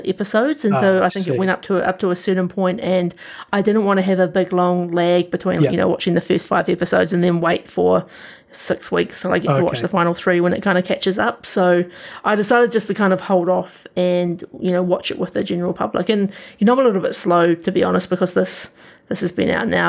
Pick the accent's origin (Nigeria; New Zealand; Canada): New Zealand; as a New Zealander, sometimes it can feel a bit cringy hearing your own accent